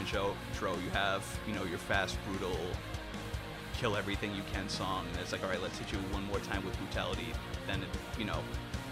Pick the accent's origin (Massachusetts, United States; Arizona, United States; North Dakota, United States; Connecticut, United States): Massachusetts, United States; Spencer; John and I, we grew up in Spencer, which isn't too far from there